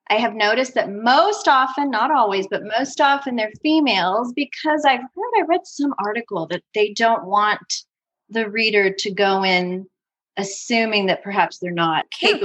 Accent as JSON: {"language": "English", "country": "United States", "said": "I'm first generation American."}